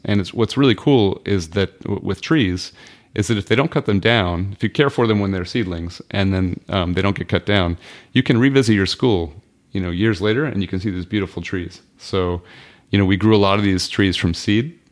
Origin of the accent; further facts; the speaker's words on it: United States; also born or lived in Malawi; I'm an American